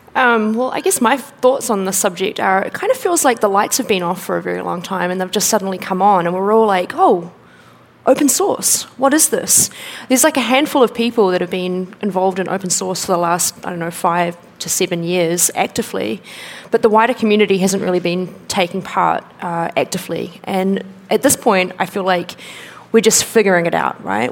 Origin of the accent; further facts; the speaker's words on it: New Zealand; I'm from New Zealand.